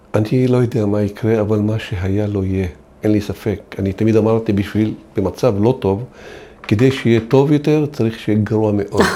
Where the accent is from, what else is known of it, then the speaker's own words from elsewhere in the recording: Israel; אנחנו אזרחים שנולדנו פה, גדלנו פה, בנינו את המדינה הזאת